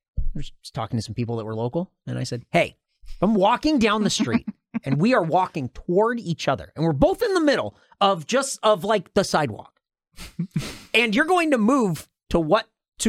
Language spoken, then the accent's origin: English; Los Angeles, California, United States; I'm from Hollywood.